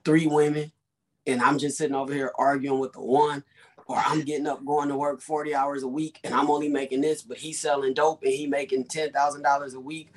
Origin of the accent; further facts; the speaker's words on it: Compton, California, United States; I'm from Compton